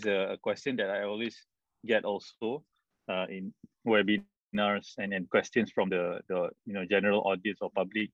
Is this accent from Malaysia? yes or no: yes; Malaysia; being a Malaysian with almost zero knowledge about the local culture and context